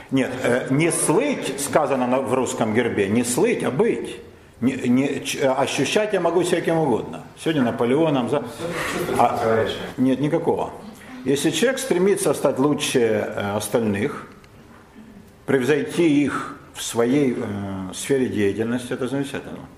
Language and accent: Russian; Moscow, Russia; мы москвичи, я на Полянке. Но и в самой Москве, Москва большой город, вы знаете, да, это недалеко от Мытищ, там тоже своя иерархия, да, значит, я родилась на Знаменке